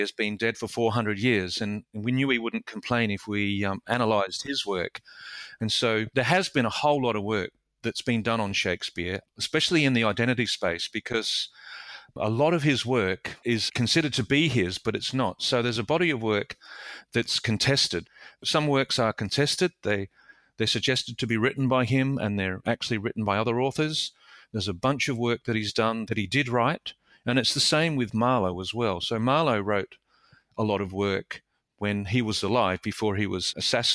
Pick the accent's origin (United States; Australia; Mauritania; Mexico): Australia; Adelaide, South Australia; I grew up in Adelaide, in South Australia, and I left school at 16 to join the Army as a boy soldier.